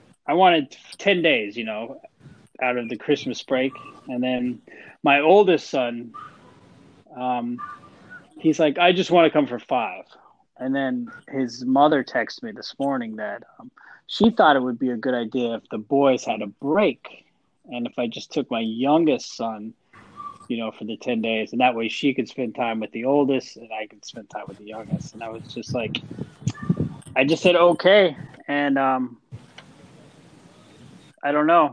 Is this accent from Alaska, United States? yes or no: yes; Alaska, United States; now in Florida, United States; I grew up in Alaska.